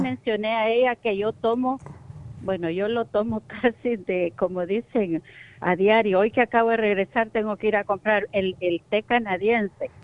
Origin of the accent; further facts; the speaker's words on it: El Salvador; moved away; yo soy de Salvador.